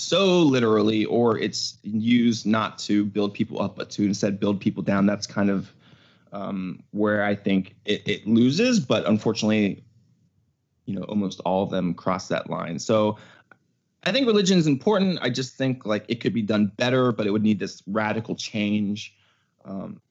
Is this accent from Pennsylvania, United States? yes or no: yes; Pittsburgh, Pennsylvania, United States; moved away as an adult; also born or lived in New York City; now in California, United States; I was moving from Pittsburgh. That's where I grew up